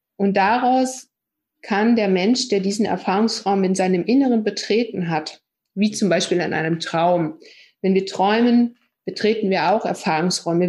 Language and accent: German; East Germany, Germany; ich bin ja auch so ein Kind aus der DDR